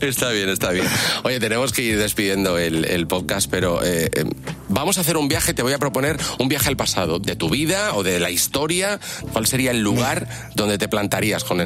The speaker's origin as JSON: {"language": "Spanish", "town": "Alicante", "region": "Valencian Community", "country": "Spain", "tie": "born or raised there", "said": "yo es verdad que soy de Alicante y, y yo he vivido con el mar siempre."}